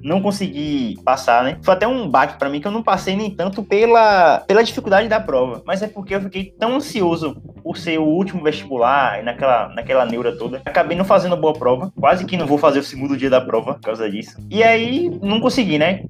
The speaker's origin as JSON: {"language": "Portuguese", "region": "interior of Bahia", "country": "Brazil", "also_born_or_lived": "Feira de Santana", "moved": "as an adult", "lives_now": "Salvador, Brazil", "said": "Eu vim do, do interior da Bahia, cerca de 200 quilômetros de Salvador"}